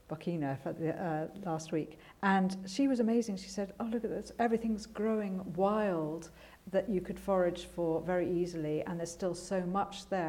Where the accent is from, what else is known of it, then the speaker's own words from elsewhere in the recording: Edinburgh, Scotland, United Kingdom; We grew up in Edinburgh